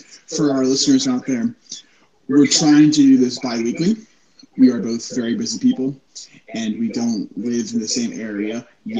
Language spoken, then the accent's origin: English; Virginia, United States; I'm from Virginia. Okay, that's where I was born.